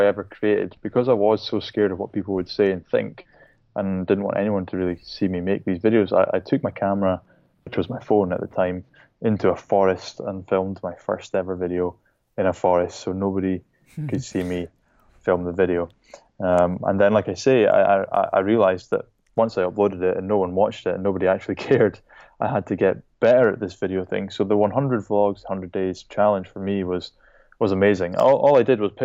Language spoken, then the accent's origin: English; Shetland Islands, Scotland, United Kingdom; now in Edinburgh, United Kingdom; I was brought up in the Shetland Islands, which is a tiny group of islands at the very, very northern tip of the UK